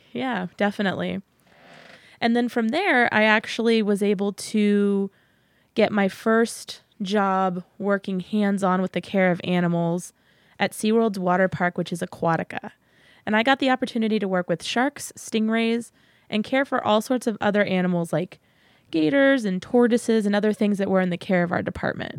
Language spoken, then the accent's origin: English; San Antonio, Texas, United States; moved away as an adult; now in Massachusetts, United States; I was born and raised in San Antonio, Texas